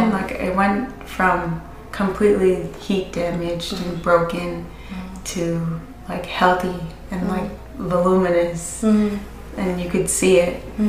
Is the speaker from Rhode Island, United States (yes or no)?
yes; Providence, Rhode Island, United States; also born or lived in Lincoln, Rhode Island / East Providence, Rhode Island; So I'm from Providence. Born and raised in Rhode Island my whole entire life. And growing up, I honestly was everywhere. My mom and my dad weren't together, so I grew up in different towns. My dad lived in Lincoln